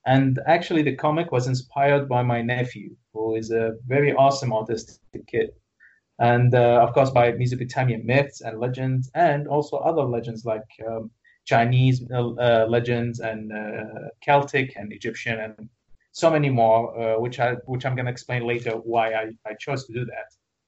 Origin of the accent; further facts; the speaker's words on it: Iraq; now in Kuwait; I am originally from Iraq, yeah. And actually, our family moved here a long, long, long time ago when things were bad over there.